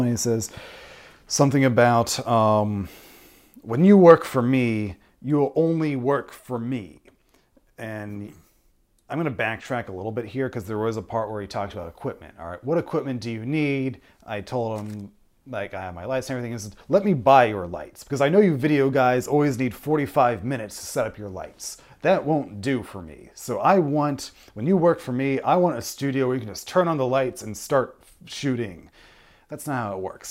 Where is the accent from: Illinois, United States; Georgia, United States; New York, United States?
New York, United States; Westfield; now in Chicago, United States; I'm originally from Westfield, New York, before I came out here to Chicago.